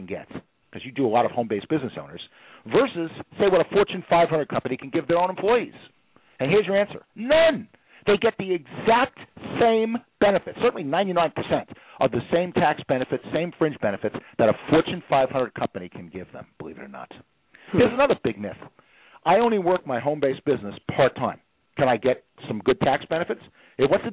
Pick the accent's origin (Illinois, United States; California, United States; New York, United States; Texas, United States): New York, United States; I'm from New York, so I can talk at 60 miles an hour